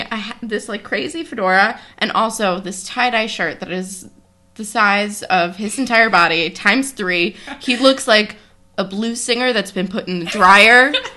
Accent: East Coast, United States; I am Jewish and from the East Coast, and that's what we do here

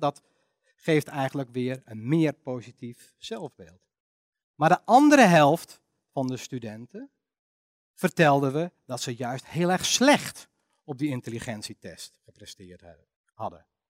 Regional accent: Netherlands; wij wel als Nederlanders

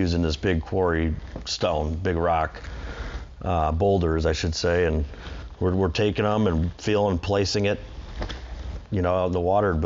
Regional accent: Bay Village, Ohio, United States; I was born and raised in Bay Village, Ohio, so always been in Cleveland.

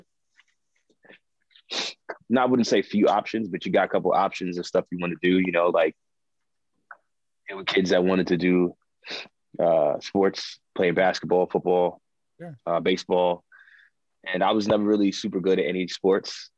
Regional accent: New York City, New York, United States; Born and raised in Brooklyn, Flatbush section of Brooklyn

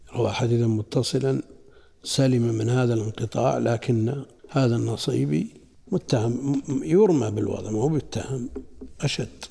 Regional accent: Najd, Saudi Arabia; عندنا في نجد

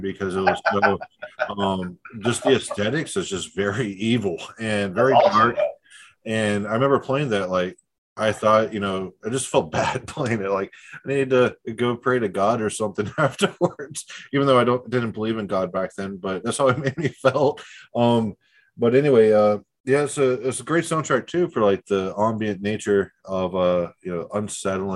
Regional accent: Tampa, Florida, United States; I was born in Tampa.

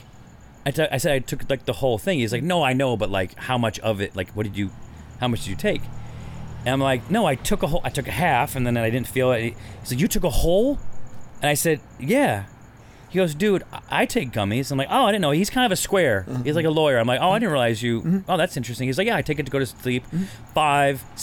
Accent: California, United States; I'm from California

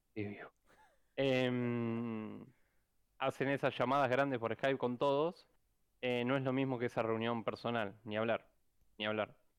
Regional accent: Rosario, Santa Fe, Argentina; algunos programadores somos acá de Rosario

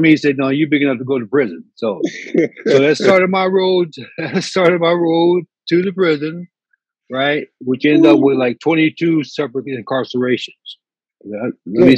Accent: Indiana, United States; also born or lived in California; now in San Francisco, United States; I'm from Indiana. I have no family out here

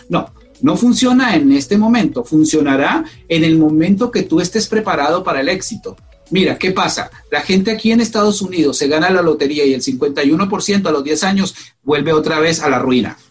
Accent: Colombia; moved away as an adult; now in United States; soy, soy colombiano, soy colombiano

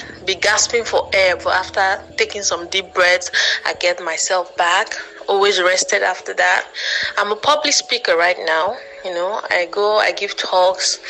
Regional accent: Anambra, Nigeria; now in Enugu State, Nigeria; I'm from Anambra by birth and by marriage. I'm presently based in Enugu State

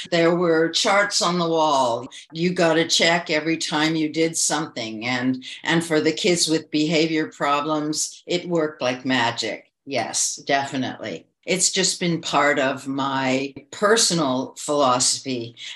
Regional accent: Toronto, Ontario, Canada; moved away as an adult; also born or lived in China; So I'm from Toronto, Canada. I was born here and I'm back here. During the last 20 years, I lived in China for 15 years

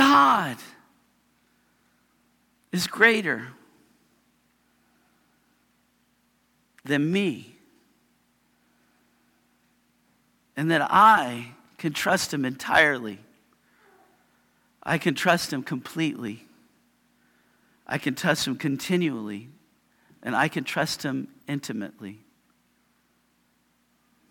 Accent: Yakima, Washington, United States; I am a guy from Yakima

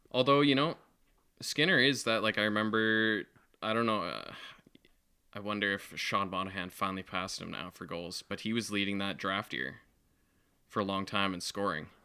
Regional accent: Western Canada, Canada; we're from the West

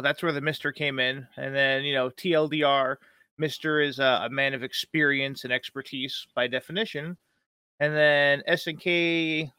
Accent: East Coast, United States; I'm from the East Coast

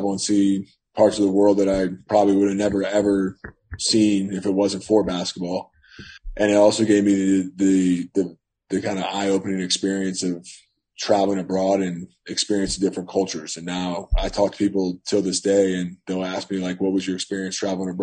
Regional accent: Northern Virginia, United States; to Northern Virginia. Okay. Back to my hometown.

